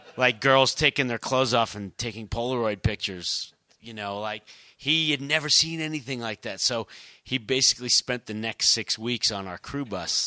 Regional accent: New York, United States; growing up in New York

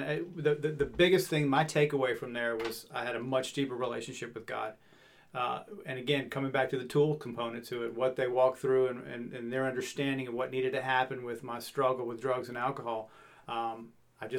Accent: Virginia, United States; moved away; also born or lived in the South; I grew up in Virginia, but I've been in the South for the last 20 years

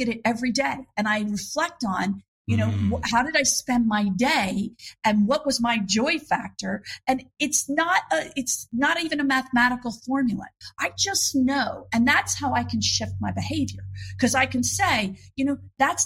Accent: Philadelphia, Pennsylvania, United States; moved away; I'm originally from Philadelphia.

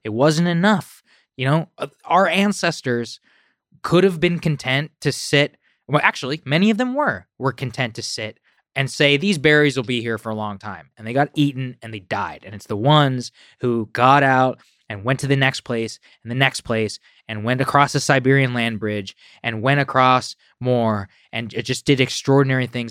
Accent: College Station, Texas, United States; moved away; I was raised in College Station, Texas, which is a town of fifty thousand

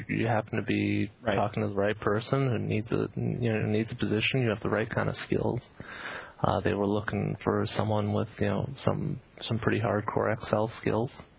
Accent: Canada; now in Bay Area, United States; being Canadian

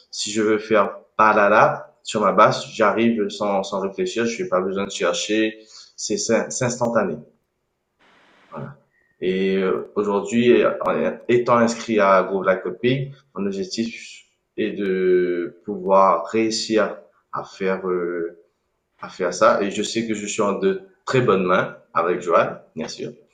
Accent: Réunion; je suis né à La Réunion

